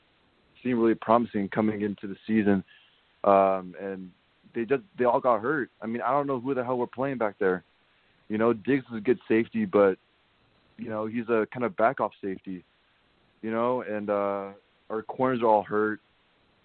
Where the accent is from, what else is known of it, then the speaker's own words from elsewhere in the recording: Thailand; moved away as an adult; now in Seattle, United States; So I didn't grow up in America. I grew up in Thailand